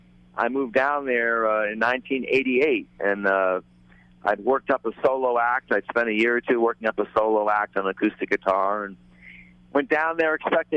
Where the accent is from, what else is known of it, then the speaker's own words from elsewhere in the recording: New England, United States; I growing up in New England